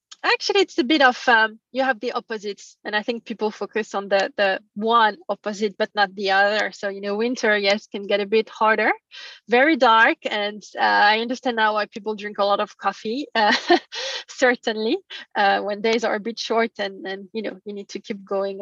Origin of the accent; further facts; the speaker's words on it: France; moved away; I'm from France originally.